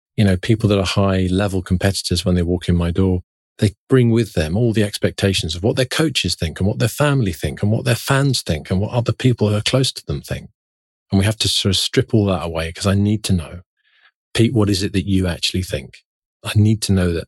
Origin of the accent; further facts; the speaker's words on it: London, United Kingdom; when I was growing up in London in the nineteen seventies and nineteen eighties